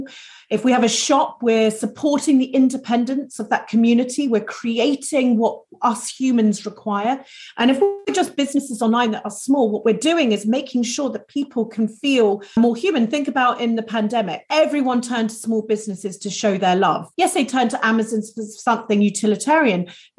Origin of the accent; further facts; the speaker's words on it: United Kingdom; we're very British sometimes